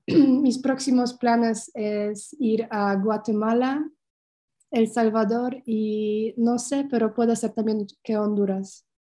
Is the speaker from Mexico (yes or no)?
no; Poland; Spanish is a second language; moved away as an adult; also born or lived in Germany; regresar a, Polonia para estar cerca de mi familia